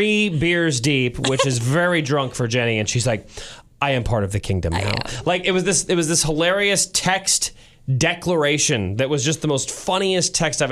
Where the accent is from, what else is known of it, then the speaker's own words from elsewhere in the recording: St. Louis, Missouri, United States; moved away as an adult; now in Kansas City, United States; Growing up in St. Louis